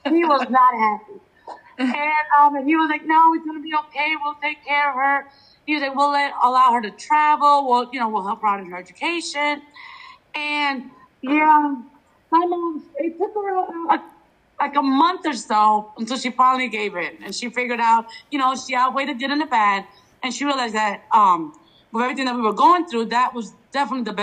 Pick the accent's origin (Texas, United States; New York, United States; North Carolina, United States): New York, United States; New York City; moved away as an adult; also born or lived in Ecuador; At the age of 5, I moved to the States, to New York City. I lived there until I graduated high school.